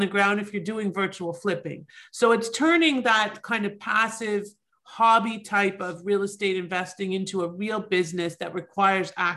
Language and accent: English; Toronto, Ontario, Canada; now in United States; I'm originally from Toronto. I myself am an immigrant